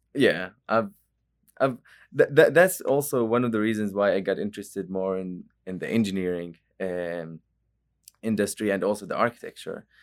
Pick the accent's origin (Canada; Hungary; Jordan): Jordan; moved away as an adult; now in Oklahoma, United States; I'm not from Oklahoma, actually. I'm, I'm from Jordan, and it's a country in the Middle East